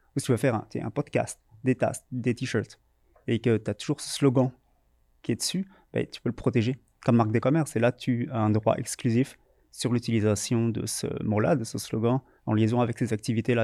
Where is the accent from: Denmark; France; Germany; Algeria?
France; moved away as an adult; now in Montreal, Canada; je viens de France